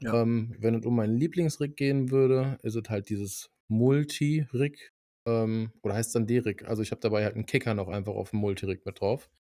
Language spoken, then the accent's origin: German; North Rhine-Westphalia, Germany; bei uns in Nordrhein-Westfalen